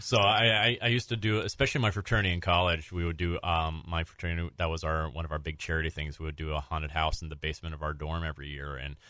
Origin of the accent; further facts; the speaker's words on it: Southern United States, United States; I'm from the South, so I know exactly what you're talking about with ham-boning.